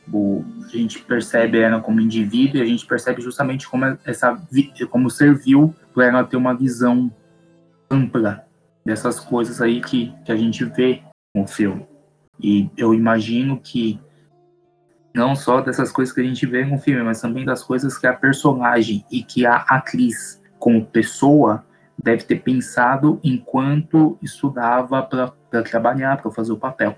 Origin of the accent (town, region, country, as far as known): Brazil